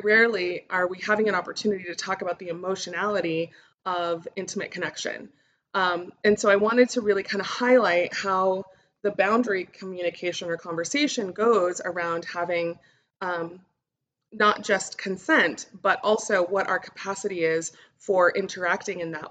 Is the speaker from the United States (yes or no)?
yes; Albuquerque, New Mexico, United States; now I am recording from Albuquerque, New Mexico, which is where I'm from